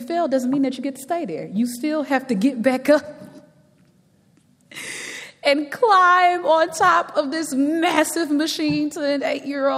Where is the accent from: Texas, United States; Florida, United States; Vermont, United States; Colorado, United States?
Texas, United States; Galveston; as a young girl growing up in Galveston, Texas